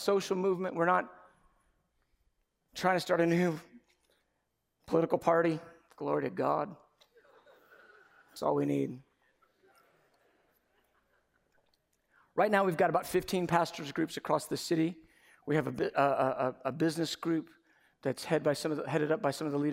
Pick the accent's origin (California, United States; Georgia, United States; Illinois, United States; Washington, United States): Georgia, United States; Dunwoody; I grew up in Dunwoody, Georgia